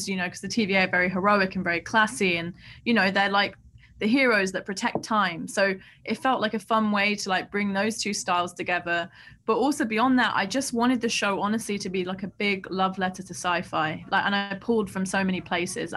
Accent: London, United Kingdom; I grew up in Southeast London

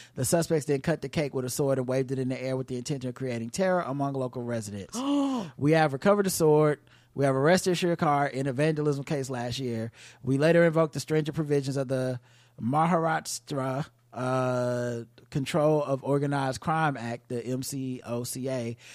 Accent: United States; being American

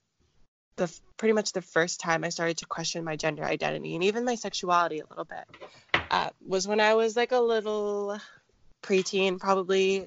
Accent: near Seattle, Pacific Northwest, Washington, United States; I grew up in a city about half an hour away from Seattle. So I'm from the Pacific Northwest

